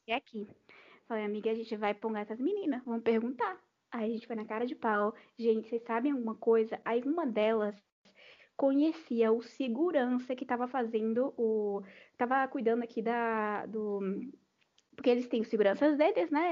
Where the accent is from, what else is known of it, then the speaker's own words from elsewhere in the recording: Salvador, Bahia, Brazil; moved away; eu sou de Salvador.